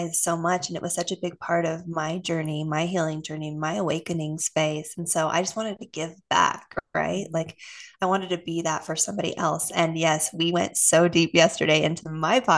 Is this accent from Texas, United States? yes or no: yes; Austin, Texas, United States; also born or lived in Utah; I was moved from Utah to Austin in elementary school